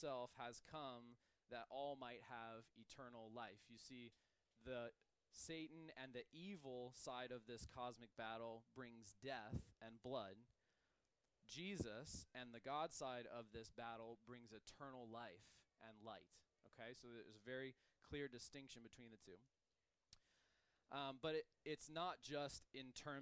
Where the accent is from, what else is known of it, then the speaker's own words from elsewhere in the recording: United States; as an American